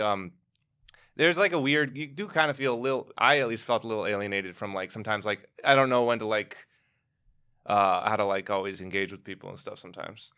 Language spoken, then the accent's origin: English; Evanston, Illinois, United States; moved away as an adult; also born or lived in Libertyville, Illinois / California; now in New York, United States; I grew up in Libertyville and Evanston